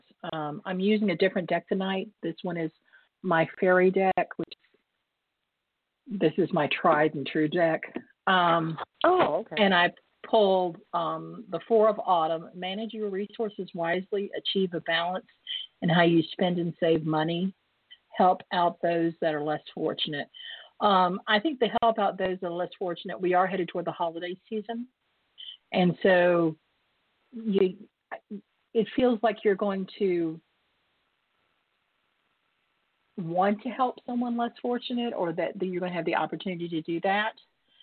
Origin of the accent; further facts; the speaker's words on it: the South, United States; I'm from the South, and I actually did go to finishing school